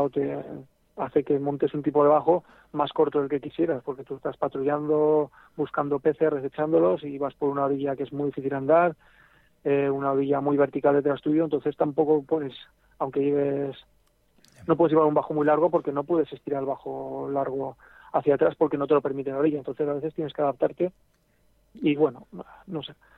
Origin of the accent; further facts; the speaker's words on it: El Grado, Aragon, Spain; no soy de Barbastro, pero soy de un pueblecito al lado. Ah, Aquí soy un poquito más al Pepineo. Nada, a 10 minutos de Barbastro, en el grado